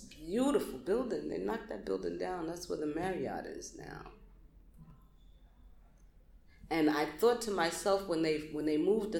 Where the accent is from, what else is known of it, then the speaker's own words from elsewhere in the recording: New York City, New York, United States; I'm proud of being a Brooklynite